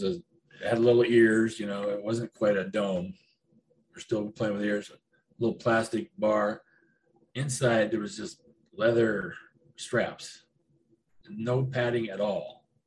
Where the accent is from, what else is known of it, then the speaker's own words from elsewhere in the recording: Cincinnati, Ohio, United States; born there; moved away; also born or lived in California; Yeah, I was born in Cincinnati.